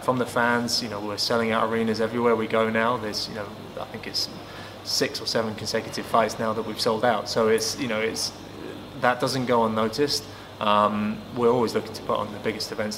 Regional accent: Manchester, North West England, United Kingdom; Manchester is my hometown

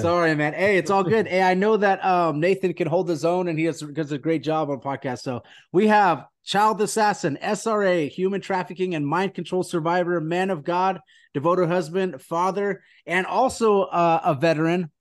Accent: California, United States; we're, we're from California

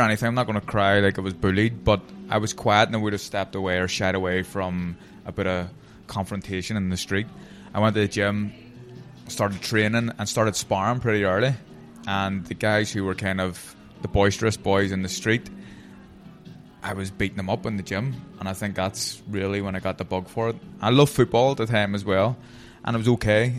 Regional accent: Belfast, Northern Ireland, United Kingdom; I'm Protestant from Tigers Bay

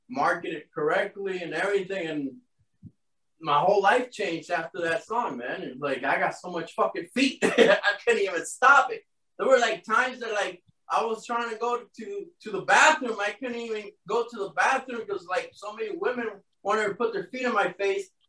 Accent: Miami, Florida, United States

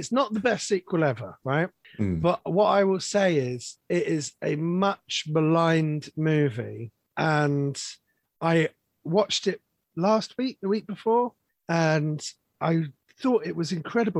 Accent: London, United Kingdom; I grew up in London in the 80s

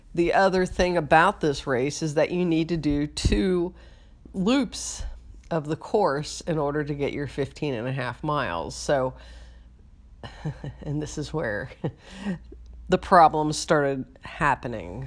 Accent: Cincinnati, Ohio, United States; my hometown of Cincinnati

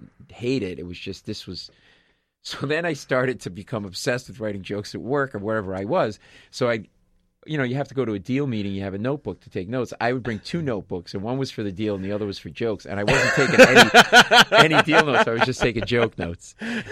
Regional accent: Rhode Island, United States; moved away as an adult; also born or lived in Boston / Queens, New York; We're both from Rhode Island.

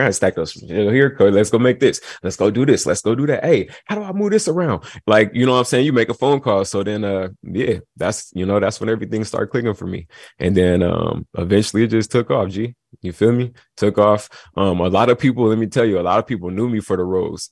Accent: Long Beach, California, United States; moved away; also born or lived in Atlanta, Georgia; So I grew up in Long Beach

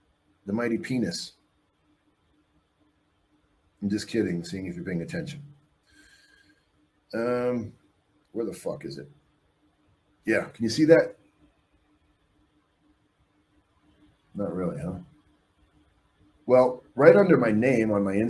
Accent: Canada; also born or lived in Mexico; I'm a Canadian who left Mexico. I'm a Mexican citizen.

